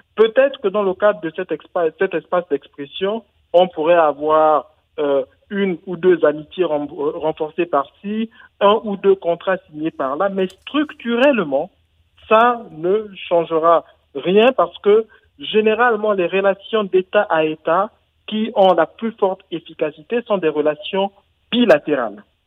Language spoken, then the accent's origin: French; Gabon